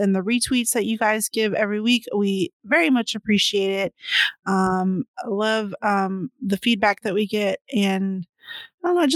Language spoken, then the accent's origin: English; San Antonio, Texas, United States; also born or lived in Dallas-Fort Worth Metroplex; I'm from down south. I'm from San Antonio. But still, I lived in the Dallas-Fort Worth Metroplex